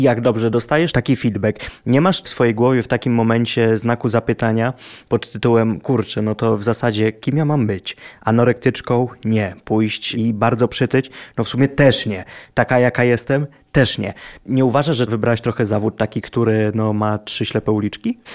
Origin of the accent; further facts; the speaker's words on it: Lublin, Lublin Voivodeship, Poland; moved away; jak ja byłem z Lublina i mieszkałem w Lublinie, to nie obnosiłem się tym, że jestem z Lublina.